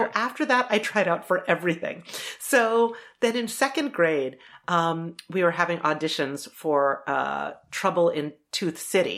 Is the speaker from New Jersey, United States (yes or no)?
no; Charlottesville, Virginia, United States; And I'm growing up in Charlottesville, Virginia. So everybody legit has a Southern drawl, like me least of all.